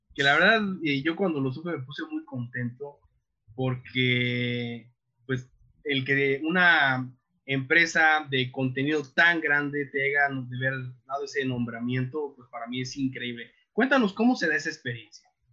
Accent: Mexico; nosotros como mexicanos

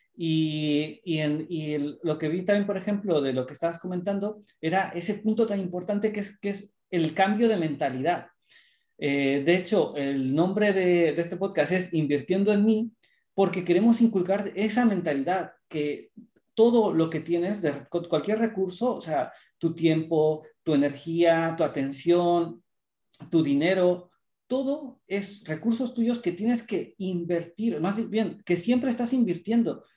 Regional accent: Mexico; born or raised there; now in Spain

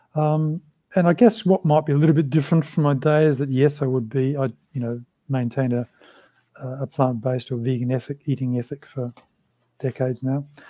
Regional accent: Australia; first language English; also born or lived in London; in Australia at that time when I was growing up

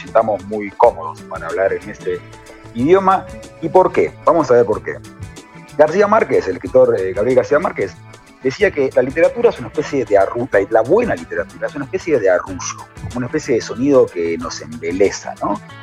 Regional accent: Argentina; somos argentinos

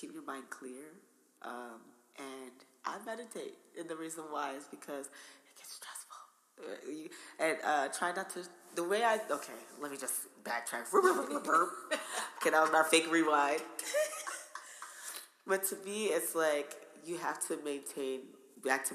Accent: New Jersey, United States; accent: Jersey; I get teased all the time for my accent. It's okay. Jersey Girls is out here

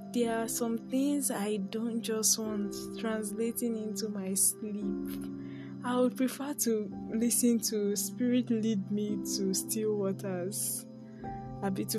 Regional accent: Nigeria; I'm a Nigerian YouTuber, podcaster

